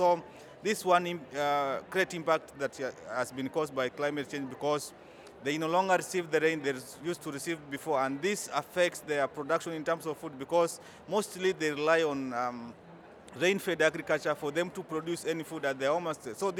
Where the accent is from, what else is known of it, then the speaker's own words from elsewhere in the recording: Kenya; I come from Kenya.